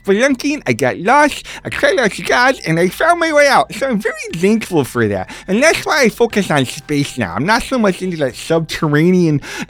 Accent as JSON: {"language": "English", "country": "Denmark", "said": "I'm from Denmark. You know that. I'm your cousin."}